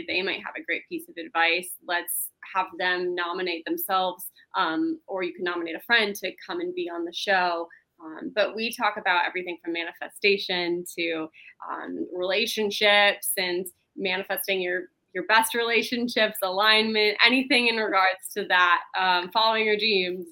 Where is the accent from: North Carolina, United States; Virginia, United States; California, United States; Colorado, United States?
California, United States; Los Angeles; also born or lived in Canada; I grew up in Los Angeles and my dad was in the film industry